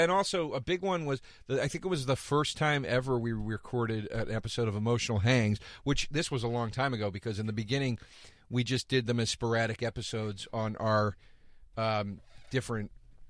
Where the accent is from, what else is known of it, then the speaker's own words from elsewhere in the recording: Philadelphia, Pennsylvania, United States; moved away; I'm from Philly.